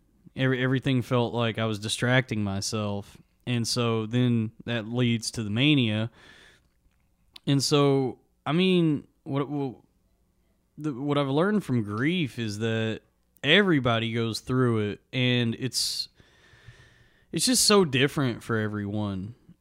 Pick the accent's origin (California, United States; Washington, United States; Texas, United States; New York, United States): Texas, United States; Springtown; A little town called Springtown, Texas.